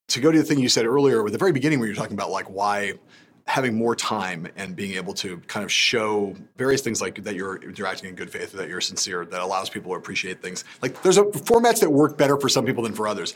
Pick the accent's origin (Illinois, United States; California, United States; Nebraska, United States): California, United States; Los Angeles; I was Los Angelino